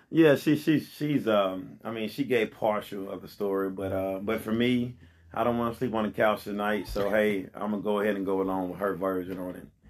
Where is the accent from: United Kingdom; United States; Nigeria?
United States; Pine Bluff, Arkansas; I'm here in Pine Bluff, born and raised in Pine Bluff